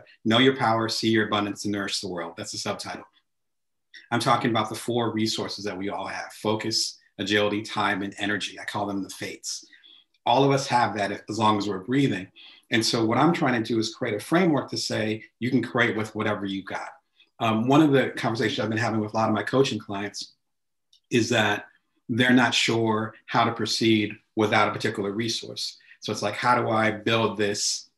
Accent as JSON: {"language": "English", "region": "New Jersey", "country": "United States", "moved": "yes", "said": "I'm originally from the East Coast, so back in Jersey"}